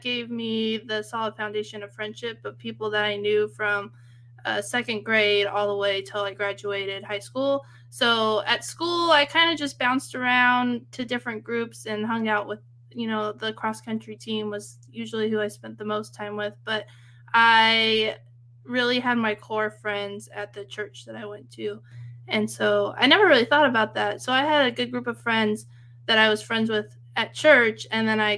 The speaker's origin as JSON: {"language": "English", "area": "Central Valley", "region": "California", "country": "United States", "tie": "born or raised there", "said": "I grew up in Central California and where all the agriculture is."}